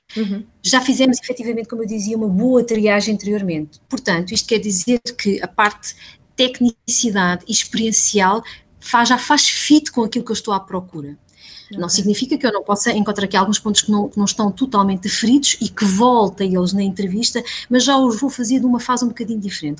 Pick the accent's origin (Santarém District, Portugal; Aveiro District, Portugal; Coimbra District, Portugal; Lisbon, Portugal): Santarém District, Portugal; Santarém; sou ribatejana, nascida e criada em Santarém